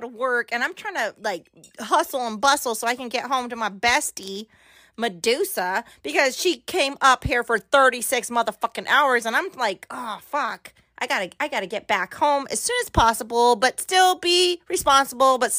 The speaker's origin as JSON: {"language": "English", "region": "Southern California", "country": "United States", "moved": "yes", "lives_now": "Oregon, United States", "said": "I'm from SoCal, concrete jungle"}